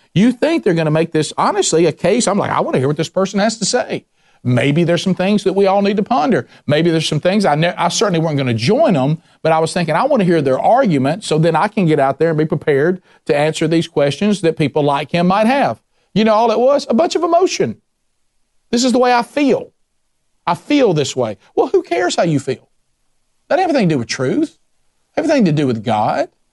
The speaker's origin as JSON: {"language": "English", "region": "the South", "country": "United States", "tie": "born or raised there", "said": "my experience growing up in the South."}